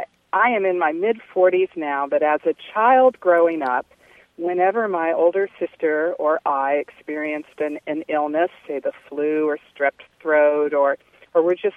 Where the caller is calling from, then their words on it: Charlottesville, Virginia, United States; Charlottesville, Virginia.